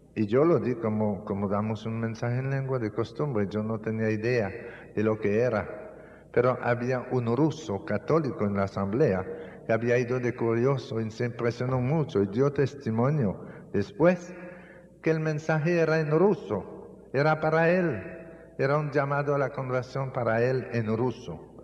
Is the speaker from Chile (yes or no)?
no; Canada; moved away; also born or lived in Dominican Republic; en mi país, en Canadá, así es como nosotros llamamos los puercos